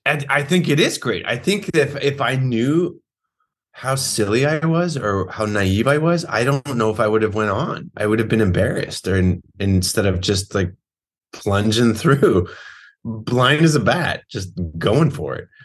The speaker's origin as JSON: {"language": "English", "town": "Modesto", "region": "California", "country": "United States", "moved": "yes", "lives_now": "New York City, United States", "said": "I'm from Modesto, California. I currently live in New York City"}